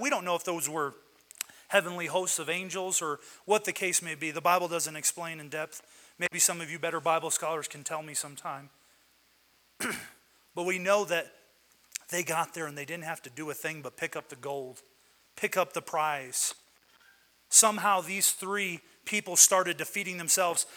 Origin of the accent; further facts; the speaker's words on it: West Virginia, United States; also born or lived in Michigan; now in Colorado, United States; I am from West Virginia. That's my blood, is West Virginia.